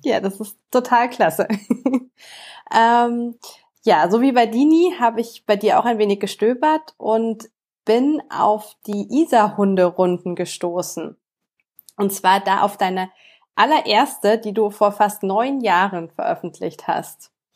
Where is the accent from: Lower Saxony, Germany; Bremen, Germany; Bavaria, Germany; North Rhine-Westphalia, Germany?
Bavaria, Germany; Munich; bei uns in München Marienplatz